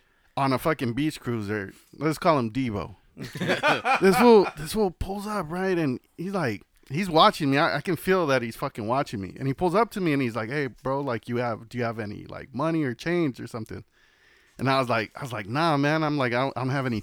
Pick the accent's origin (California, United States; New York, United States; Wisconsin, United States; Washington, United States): California, United States; Los Angeles; I was Harbor City, Kaiser